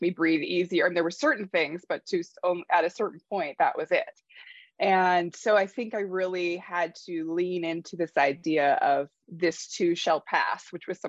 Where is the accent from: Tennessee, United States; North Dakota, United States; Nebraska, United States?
North Dakota, United States; moved away; I grew up in North Dakota, and obviously it's very cold there